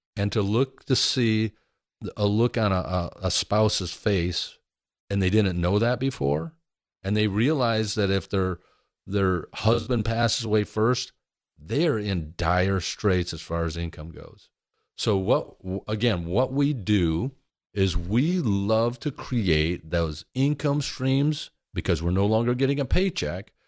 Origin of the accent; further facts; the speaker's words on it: Michigan, United States; big family, we're from Michigan, Midwest